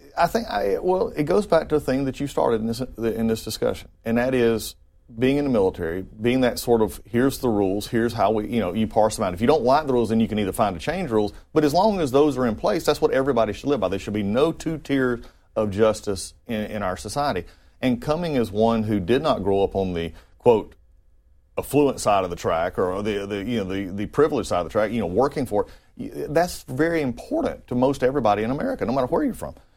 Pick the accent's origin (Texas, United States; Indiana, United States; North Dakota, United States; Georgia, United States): Georgia, United States; North; being raised in North Georgia, a little place